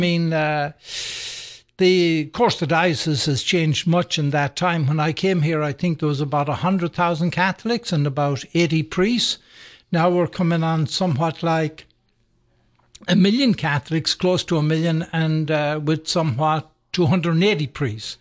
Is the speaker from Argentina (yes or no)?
no; Sligo, Connacht, Ireland; moved away as an adult; now in Atlanta, United States; I grew up in Ireland, by the way, um, and, uh, in a place called, uh, Sligo, County Sligo.